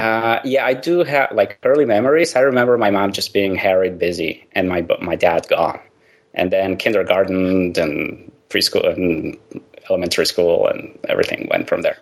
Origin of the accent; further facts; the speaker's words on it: Mexico; I grew up in Mexico